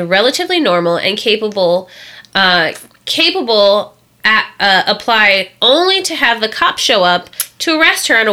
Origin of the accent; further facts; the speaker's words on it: Indiana, United States; I'm from Indiana.